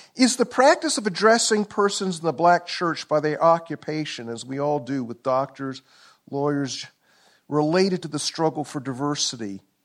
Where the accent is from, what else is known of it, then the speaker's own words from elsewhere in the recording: Columbia, South Carolina, United States; I'm from South Carolina. Columbia, South Carolina, born nineteen fifty-four